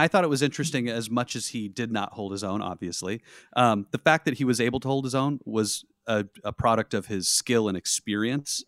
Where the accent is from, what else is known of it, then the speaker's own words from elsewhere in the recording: Southwest, United States; I'm from the Southwest.